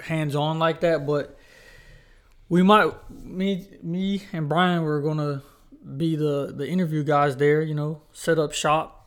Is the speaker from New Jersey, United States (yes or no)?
no; Charlotte, North Carolina, United States; also born or lived in Huntersville; we're from Charlotte, North Carolina